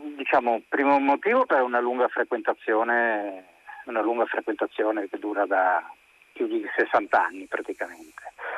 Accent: Rome, Lazio, Italy; io sono romano oltretutto, quindi conosco un po' mm. com'era quell'epoca perché io sono nato subito dopo la guerra nel 1948 e quindi eh, a casa mia si parlava di quello sostanzialmente

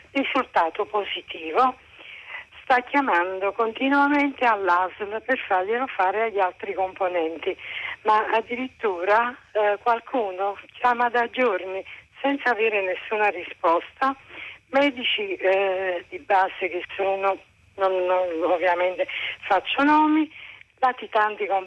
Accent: Brescia, Lombardy, Italy; perché io vengo da Brescia e ho visto che lì le cose, diciamo

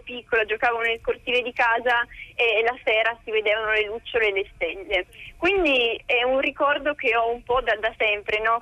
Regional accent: Italy; also born or lived in United States; io sono partita dall'Italia che ero veramente molto molto timida

